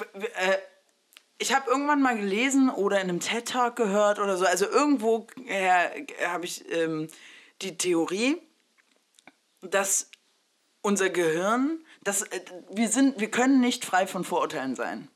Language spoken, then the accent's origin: German; Saxony-Anhalt, Germany; also born or lived in Mexico; ich bin ja in Sachsen-Anhalt groß geworden